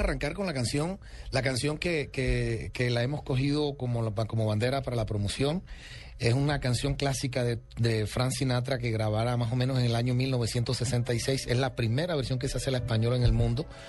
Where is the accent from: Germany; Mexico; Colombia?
Colombia; soy el primer colombiano en la historia